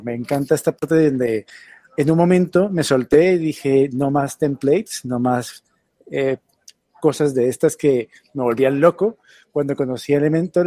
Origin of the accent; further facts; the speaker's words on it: Colombia; now in Madrid, Spain; Soy originario de Colombia. Vivo aquí en Madrid hace 10 años, pero en España vivo hace 15, 15 años